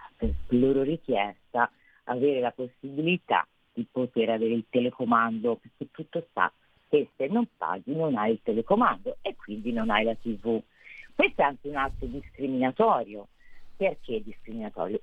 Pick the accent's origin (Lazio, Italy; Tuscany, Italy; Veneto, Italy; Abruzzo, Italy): Tuscany, Italy; sono toscana